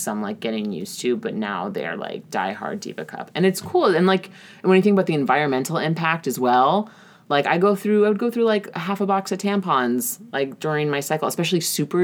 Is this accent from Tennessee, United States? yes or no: no; New York, United States; I'm from New York